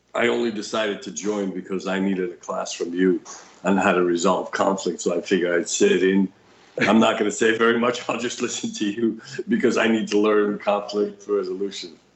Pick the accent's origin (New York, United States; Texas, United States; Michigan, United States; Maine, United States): New York, United States; English is a second language; I'm a New Yorker with my New York attitude